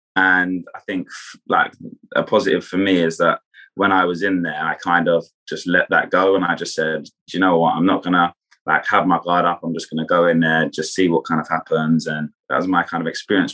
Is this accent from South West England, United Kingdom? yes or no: no; Kent, South East England, United Kingdom; I'm from Kent in England, which is just outside of London.